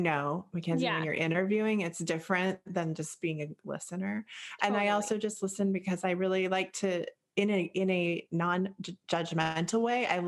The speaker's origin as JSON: {"language": "English", "country": "United States", "tie": "born or raised there", "also_born_or_lived": "Boulder, Colorado, United States / Eugene, Oregon, United States", "said": "I grew up in a Boulder, Colorado, which is a 10. And then I grew up in Eugene, Oregon"}